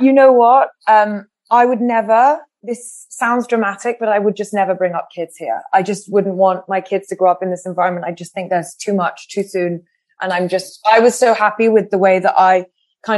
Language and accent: English; France; moved away; I grew up in France. I grew up speaking English, but I grew up, I didn't learn English at school